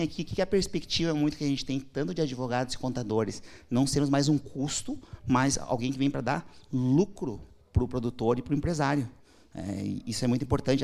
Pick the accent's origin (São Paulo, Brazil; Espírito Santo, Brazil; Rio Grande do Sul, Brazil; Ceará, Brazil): Rio Grande do Sul, Brazil; Porto Alegre; Eu nasci em Porto Alegre